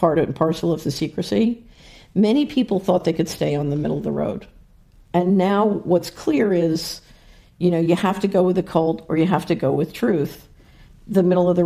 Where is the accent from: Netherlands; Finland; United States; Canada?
United States; Philadelphia, Pennsylvania; I grew up in Philadelphia